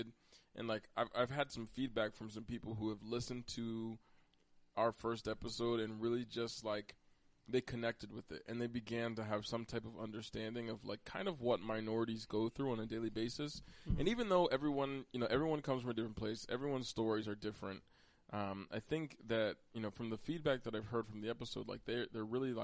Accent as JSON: {"language": "English", "region": "Pennsylvania", "country": "United States", "tie": "born or raised there", "said": "I was born in Pennsylvania"}